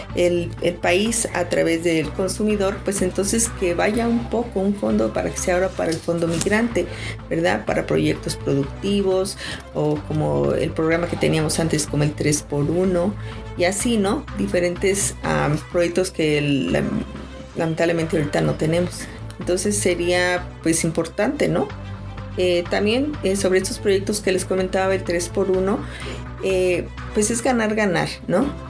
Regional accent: Mexico; moved away; nosotros los mexicanos migrantes

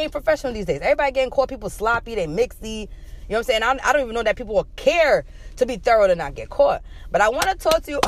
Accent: New York, United States; I'm still in my home state of New York

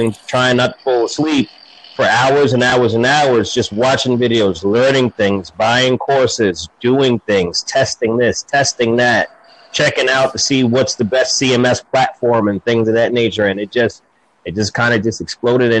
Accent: Jersey City, New Jersey, United States; now in North Carolina, United States; I'm in North Carolina now. I'm born and raised in Jersey City, New Jersey

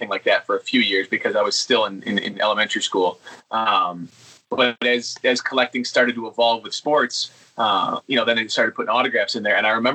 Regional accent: Detroit, Michigan, United States; Growing up in Detroit in the 90s, hockey was really, really big

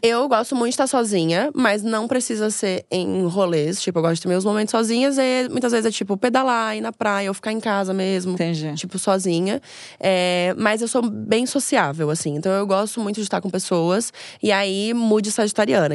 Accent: Florianópolis, Santa Catarina, Brazil; moved away as an adult; now in São Paulo, Brazil; eu sou de Florianópolis, me mudei para São Paulo para investir na minha carreira

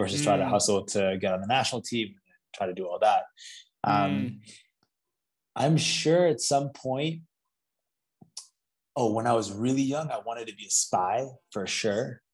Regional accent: Orlando, Florida, United States; also born or lived in Toronto, Canada; So I grew up in Orlando, Florida

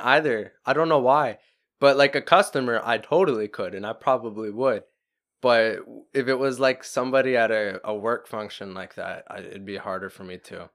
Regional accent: Florida, United States; we're from Florida

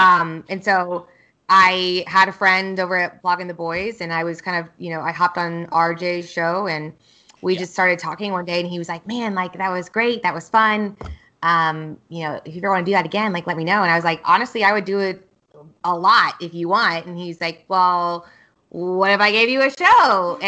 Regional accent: Kansas, United States; also born or lived in Austin; My short story, I've moved around a lot in the States. So I grew up in Kansas and I went to the University of Kansas.

